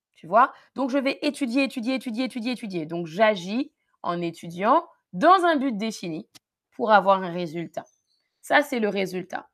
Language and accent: French; Paris region, Île-de-France, France; j'ai grandi en région parisienne en France, près de Paris